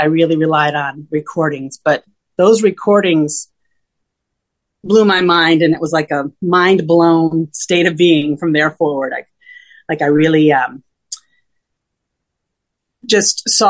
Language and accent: English; Rochester, New York, United States; now in New York City, United States; I was born and raised in Rochester, New York, which is northwestern New York State